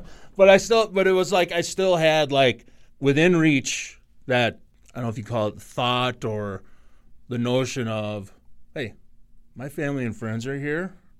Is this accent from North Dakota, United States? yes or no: yes; North Dakota, United States; now in Minnesota, United States; I'm from North Dakota